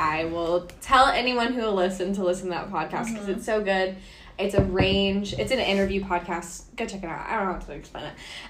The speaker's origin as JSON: {"language": "English", "town": "Miami", "region": "Florida", "country": "United States", "moved": "yes", "said": "I'm from Miami"}